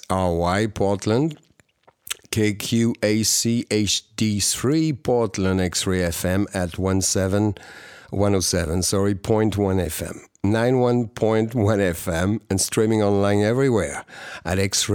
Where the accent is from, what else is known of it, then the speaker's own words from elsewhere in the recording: Bordeaux, Nouvelle-Aquitaine, France; moved away as an adult; also born or lived in Japan / United States / Los Angeles; And I'm back in the Southwest where I'm from, since I'm from Bordeaux.